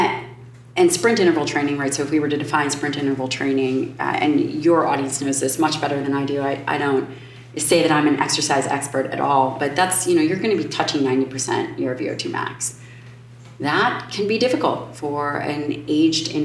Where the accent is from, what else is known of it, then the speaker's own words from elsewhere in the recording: Chicago, Illinois, United States; I'm from Chicago